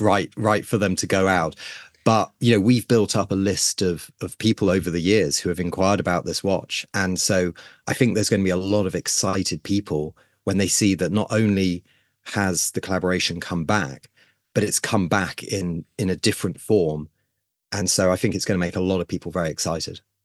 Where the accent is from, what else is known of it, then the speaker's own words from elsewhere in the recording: United Kingdom; as a Brit